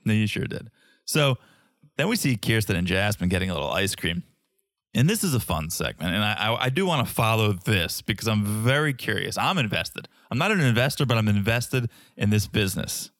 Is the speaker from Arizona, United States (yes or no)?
no; Hamden, Connecticut, United States; I grew up in Connecticut, around Quinnipiac area, Quinnipiac University, and about fifteen, twenty minutes away is downtown New Haven